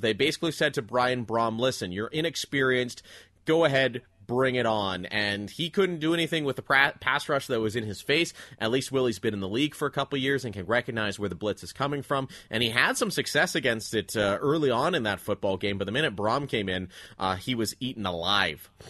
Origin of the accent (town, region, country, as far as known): Ontario, Canada; born or raised there